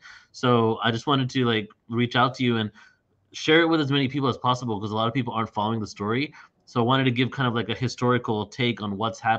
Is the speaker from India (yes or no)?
no; England, United Kingdom; born there; And I was born in England, so it's like kind of like fulfilling a karmic cycle, coming back to the place I was born.